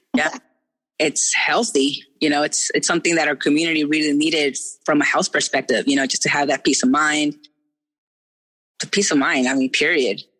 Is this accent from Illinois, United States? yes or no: no; Orange, California, United States; moved away; I was born in Orange City in Orange County. So like OC as fuck.